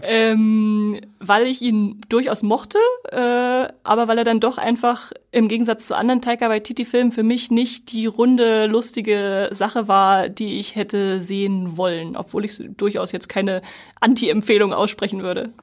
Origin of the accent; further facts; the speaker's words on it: Germany; wir natürlich als Deutsche